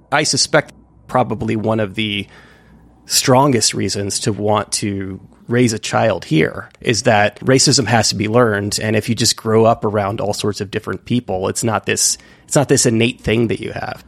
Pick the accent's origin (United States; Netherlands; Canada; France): United States; San Francisco Bay Area, California; moved away; I'm actually from the San Francisco Bay Area originally